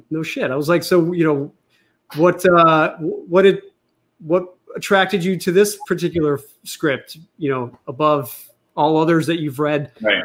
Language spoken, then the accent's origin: English; United States; I was born in America and you know I was raised as a Catholic